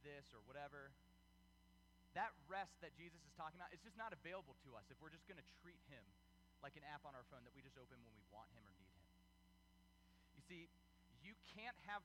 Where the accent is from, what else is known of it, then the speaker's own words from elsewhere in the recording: United States; we're Americans. This is America